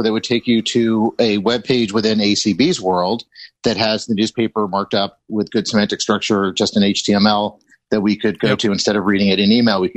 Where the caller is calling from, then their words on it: Ann Arbor, Michigan, United States; Calling from Ann Arbor, Michigan